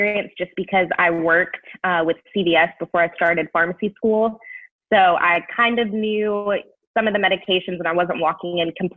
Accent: Knoxville, Tennessee, United States; my hometown of Knoxville

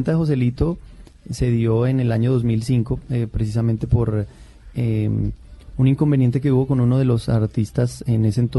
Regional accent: Boyacá, Colombia; me fui para, para, para, para mi, departamento, yo soy boyacense

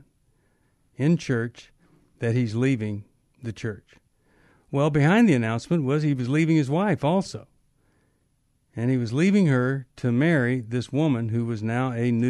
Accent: Texas, United States; I was growing up in Texas

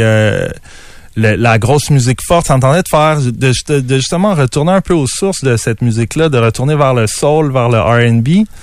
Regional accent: Quebec City, Quebec, Canada; je suis un gars de Québec. Je suis tout le temps resté à Québec

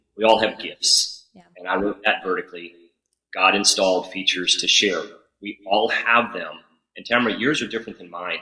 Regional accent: New Haven, Connecticut, United States; also born or lived in Cheshire, Connecticut; I was born in Cheshire, in New Haven, Connecticut

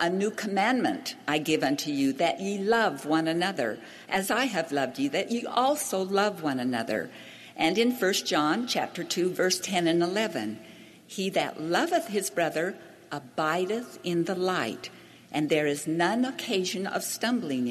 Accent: Hawaii, United States; I grew up in Hawaii

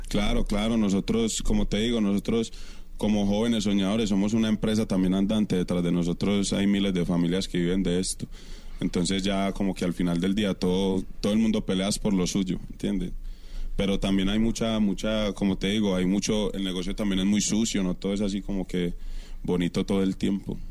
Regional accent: Colombia; moved away as an adult; also born or lived in Curaçao; me fui por fuera de Colombia porque pues la situación en Colombia estaba un poquito complicada para mí como, como joven

